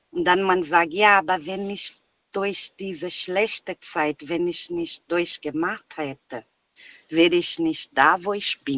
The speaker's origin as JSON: {"language": "German", "country": "Brazil", "second_language": "German", "said": "weil ich komme aus Brasilien."}